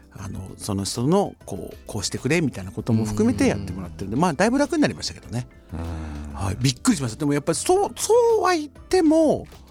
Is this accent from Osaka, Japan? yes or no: yes; Osaka, Japan; 大阪の人間としては